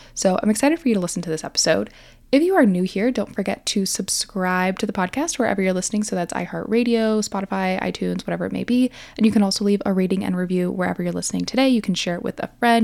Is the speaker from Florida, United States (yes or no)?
yes; Miami, Florida, United States; I grew up in Miami.